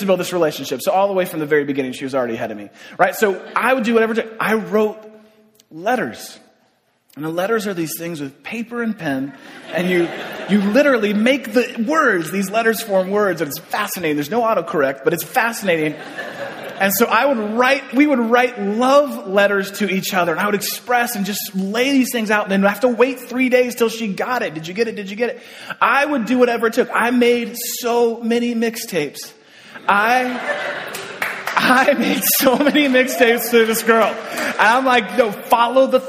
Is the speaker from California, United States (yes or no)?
yes; San Francisco, California, United States; I grew up in San Francisco